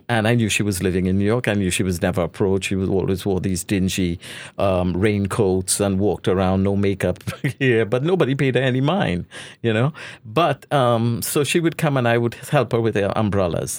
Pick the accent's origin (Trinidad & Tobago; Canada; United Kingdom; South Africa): Trinidad & Tobago; moved away; I was born in Trinidad